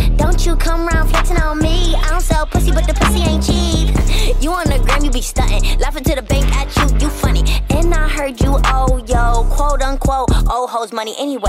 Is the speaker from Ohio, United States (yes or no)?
yes; Toledo, Ohio, United States; also born or lived in North Carolina / Los Angeles; now in Phoenix, United States; Well, I'm from Toledo, Ohio, so the 419, shout out. Yeah, I lived in North Carolina for probably like 6 years, lived in L.A. for a couple of years, and now I'm in Phoenix.